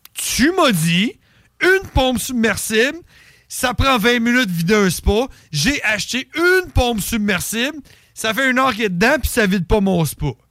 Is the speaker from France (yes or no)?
no; Canada; je suis né au Canada